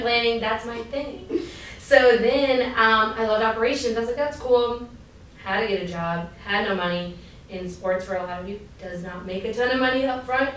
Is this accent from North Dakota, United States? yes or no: no; Maryland, United States; moved away as an adult; also born or lived in Hampton / Los Angeles, California; I grew up in Maryland, like my, when they came from Pakistan, they showed up in Laurel, Maryland, down the street